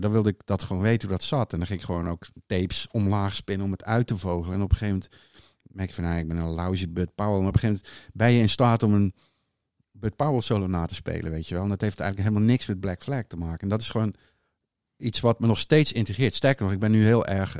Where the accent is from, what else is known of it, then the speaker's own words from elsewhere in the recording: Hulst, Zeeland, Netherlands; moved away; also born or lived in Amsterdam; In Hulst, in Zeeuws-Vlaanderen, waar ik vandaan kom